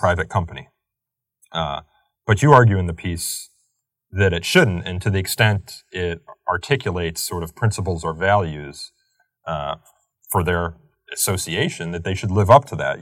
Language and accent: English; Chicago, Illinois, United States; moved away; Chicago, my hometown